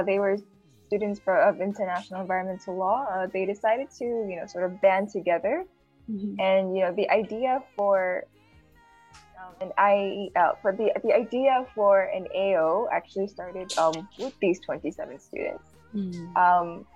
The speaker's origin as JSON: {"language": "English", "country": "Marshall Islands", "moved": "yes", "lives_now": "Vanuatu", "said": "I'm from the Marshall Islands, and I'm a third-year law student at the UST, and I'm based in Vanuatu"}